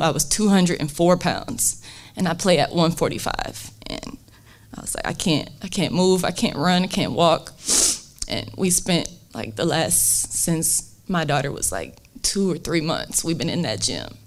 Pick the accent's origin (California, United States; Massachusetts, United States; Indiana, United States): Indiana, United States; South Bend; I'm from South Bend.